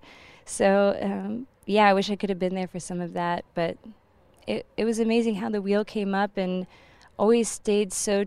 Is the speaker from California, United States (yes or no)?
no; Texas, United States; I'm the only native Texan in the band